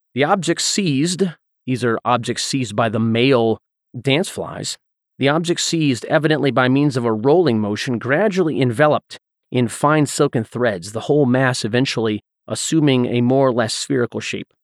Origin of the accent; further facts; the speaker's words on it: Southeast, United States; growing up in the Southeast